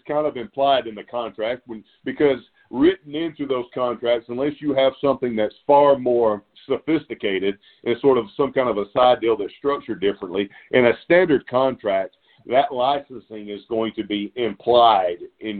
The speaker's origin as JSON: {"language": "English", "region": "Alabama", "country": "United States", "tie": "born or raised there", "said": "I was 18 years old. I grew up in Alabama."}